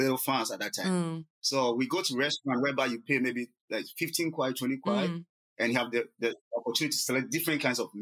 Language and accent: English; Eastern Region, Ghana; moved away as an adult; also born or lived in Yantai, China; now in Weihai, China; I was from the eastern part of Ghana, and I'm from a little town called Esio.